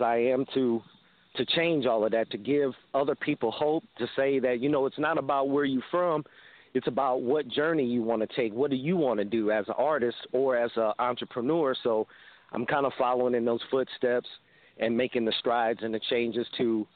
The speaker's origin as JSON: {"language": "English", "town": "Crystal City", "region": "Missouri", "country": "United States", "tie": "born or raised there", "said": "I was born and raised here in Crystal City, Missouri, which is 30 miles south of St. Louis"}